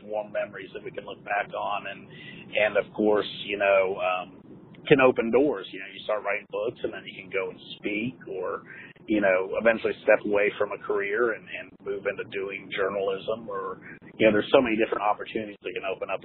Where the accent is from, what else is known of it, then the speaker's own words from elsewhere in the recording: North Carolina, United States; also born or lived in Ohio; I'm from Ohio originally. That's where I was born, though. I was raised here in North Carolina